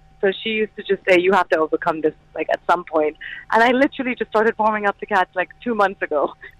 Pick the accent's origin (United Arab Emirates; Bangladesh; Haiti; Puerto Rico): United Arab Emirates; Dubai; moved away; And I grew up in Dubai